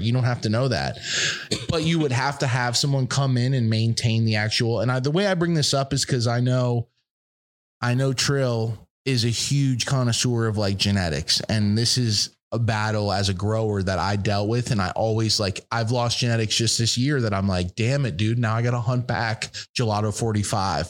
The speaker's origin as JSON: {"language": "English", "region": "East Coast", "country": "United States", "said": "I'm from the East Coast"}